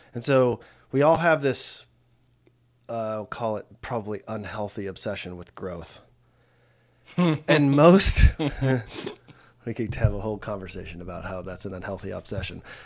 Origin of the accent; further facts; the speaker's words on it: United States; I grew up in the States